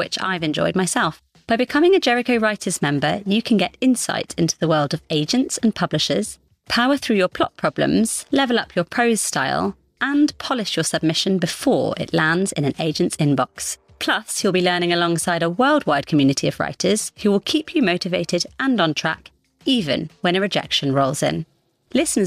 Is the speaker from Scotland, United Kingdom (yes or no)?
yes; Scotland, United Kingdom; accent: slightly fluctuating; moved away; I grew up partly in Scotland, and something about talking to Americans brings out those Scottish consonants.